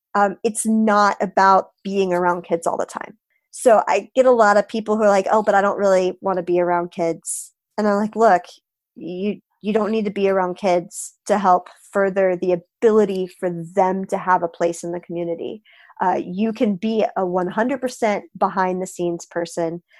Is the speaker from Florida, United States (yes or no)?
yes; Florida, United States; am from Florida